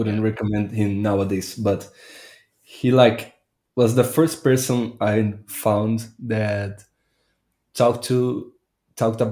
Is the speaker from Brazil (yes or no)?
yes; Brazil; I'm Brazilian